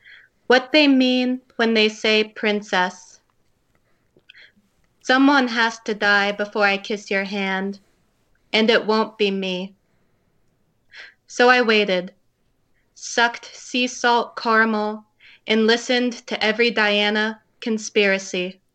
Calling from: Pittsburgh, Pennsylvania, United States; So I am calling from Pittsburgh, Pennsylvania.

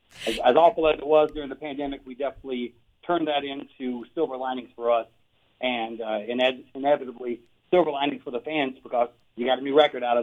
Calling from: Las Vegas, Nevada, United States; Yeah, I am at home here in Las Vegas, Nevada.

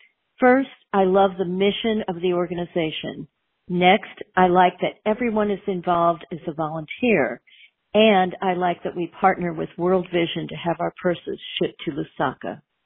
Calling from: Texas, United States; and I'm calling from Texas.

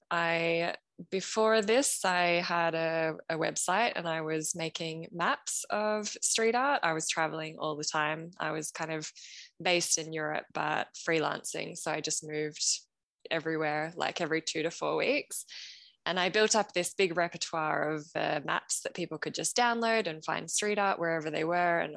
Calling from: Melbourne, Victoria, Australia; From Melbourne.

